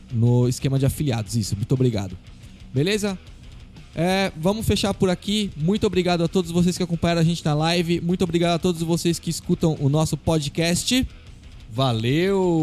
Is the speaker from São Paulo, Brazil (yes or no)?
yes; Guarulhos, São Paulo, Brazil; a gente é de Guarulhos